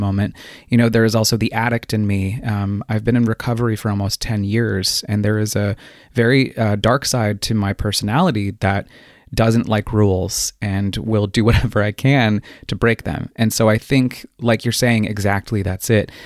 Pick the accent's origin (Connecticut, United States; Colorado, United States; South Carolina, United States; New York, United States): Colorado, United States; Colorado Springs; I was born and raised in the mountains, uh, the foothills, rather, of the Rockies in Colorado Springs